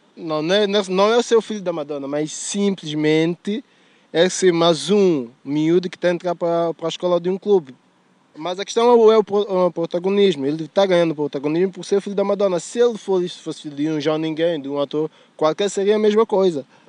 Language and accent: Portuguese; São Tomé & Príncipe; accent: a bit French; now in Lisbon, Portugal; eu sou de Santo Meio Príncipe